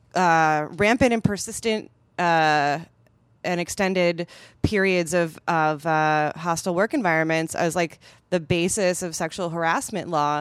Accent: Madison, Wisconsin, United States; Epic Systems is a s, is a company from my hometown

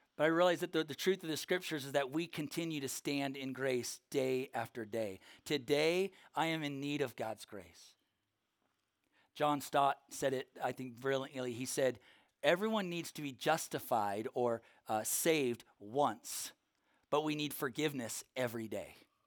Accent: Norco, California, United States; from Norco, California. We have horse trails there, not sidewalks

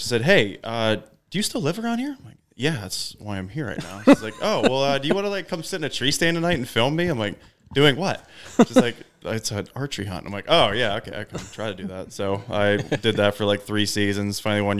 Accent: Western Pennsylvania, United States; I'm from Western Pennsylvania.

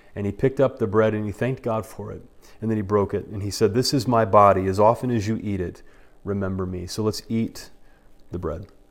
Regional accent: United States; us as American Christians

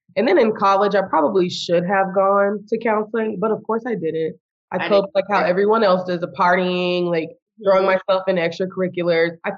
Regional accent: Austin, Texas, United States; moved away as an adult; also born or lived in San Antonio, Texas; now in Houston, United States; I'm from Austin

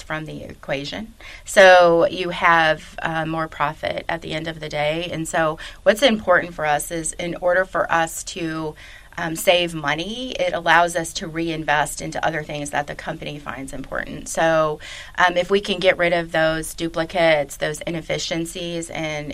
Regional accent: Chicago, Illinois, United States; moved away as an adult; also born or lived in Westchester, Illinois; now in Louisville, United States; came down to Louisville because I was from Chicago

